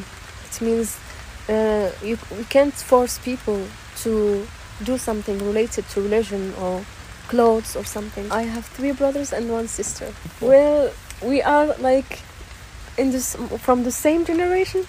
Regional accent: Rabat, Rabat-Salé-Kénitra, Morocco; moved away as an adult; now in Berlin, Germany; I'm from Rabat, the capital city of Morocco

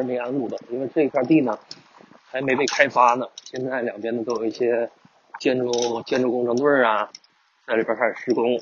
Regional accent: northern China, China; now in Guangdong, China; 本身我也是北方人

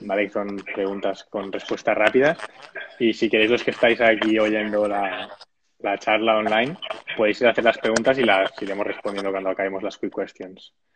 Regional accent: Sabadell, Catalonia, Spain; Yo soy de Sabadell también

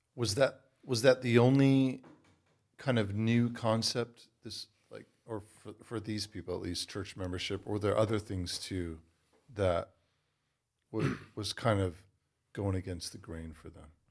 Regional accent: Los Angeles, California, United States; also born or lived in England; now in Michigan, United States; I'm actually from L

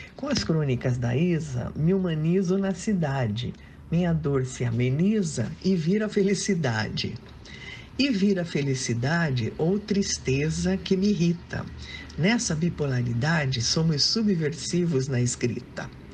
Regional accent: Curitiba, Paraná, Brazil; now in São Paulo, Brazil; sou do Sul, lá de Curitiba, mas já moro em São Paulo há muito tempo

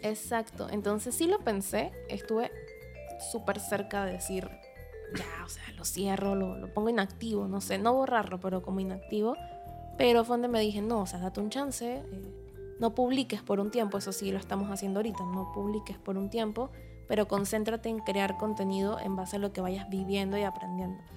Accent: Panama; soy escritora panameña

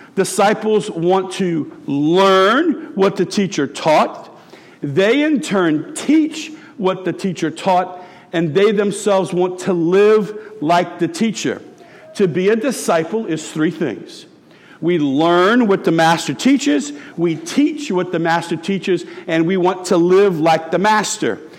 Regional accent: Tiger Stadium, Louisiana, United States; I grew up in Tiger Stadium

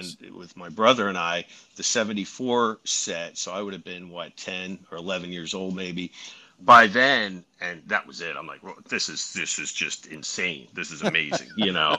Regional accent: Philadelphia, Pennsylvania, United States

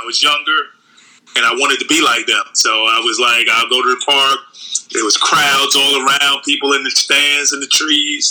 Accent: New York City, New York, United States; growing up in those times, it was kind of rough. It was kind of dangerous in Harlem

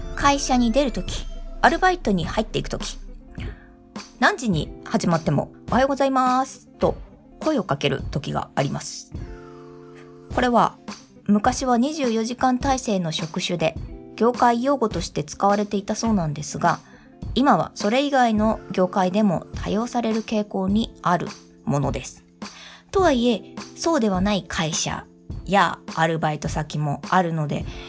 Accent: Japan; 私のようなずっと日本に住んでいる人

